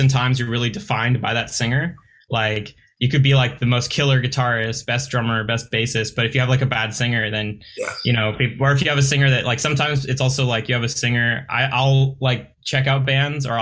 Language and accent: English; Long Beach, California, United States; I grew up in Long Beach and that's where I live now.